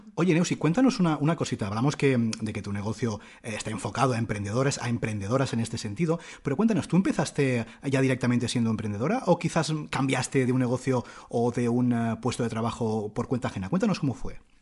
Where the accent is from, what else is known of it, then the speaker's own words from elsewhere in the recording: Barcelona, Catalonia, Spain; also born or lived in Madrid; nosotros somos de, aquí de Barcelona, pero estábamos viviendo en Madrid